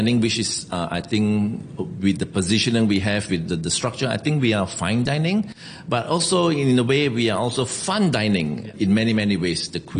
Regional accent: Singapore; moved away as an adult; now in Hong Kong; I'm from Singapore. Been working in Hong Kong, Le Pain restaurant for 3 years.

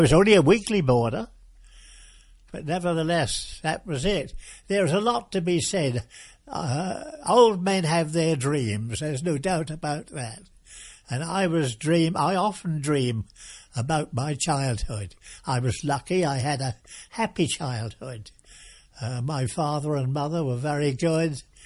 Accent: Watton, East of England, United Kingdom; also born or lived in Norwich / Thetford; mother took me to a place called Watton, which is a market town, and she took me back there to my, uh, home

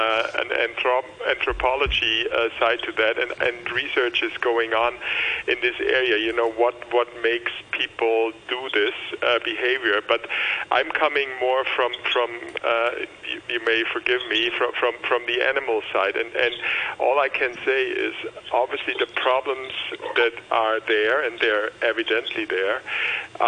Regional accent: Germany; moved away as an adult; now in Hong Kong; I come from Germany

